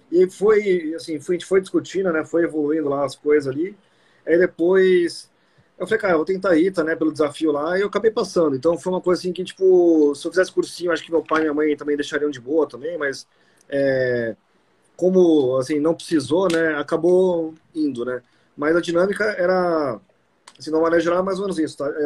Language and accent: Portuguese; São Paulo, Brazil; É, assim, eu sou daqui de São Paulo, né?